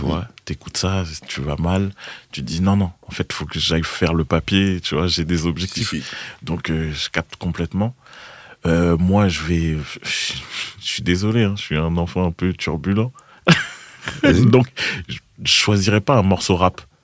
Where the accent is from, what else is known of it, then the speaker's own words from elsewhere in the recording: Boulogne-Billancourt, Île-de-France, France; J'ai grandi à boulogne biancourt mhm. à Boulby